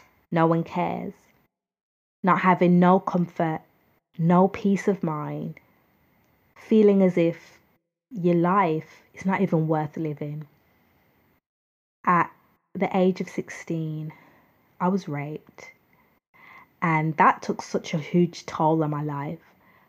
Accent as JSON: {"language": "English", "country": "United Kingdom", "said": "I'm from the United Kingdom"}